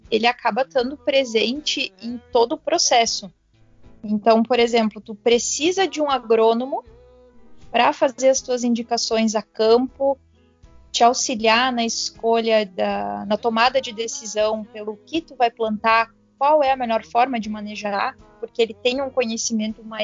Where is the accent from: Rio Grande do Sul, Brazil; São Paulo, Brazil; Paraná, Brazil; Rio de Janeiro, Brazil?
Rio Grande do Sul, Brazil; Teutônia; now in Bento Gonçalves, Brazil; me mudei para Bento. Eu até então morava na minha cidade natal, que é Teutônia. Então eu vim para Bento em 2015, assim, me aventurar na enologia